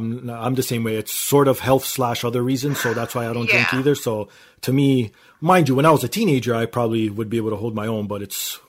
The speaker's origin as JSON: {"language": "English", "country": "Canada", "said": "because I'm Canadian"}